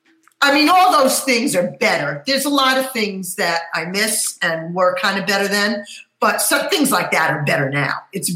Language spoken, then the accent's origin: English; New Jersey, United States; We used to go all the time down the Jersey Shore, and I grew up in New Jersey.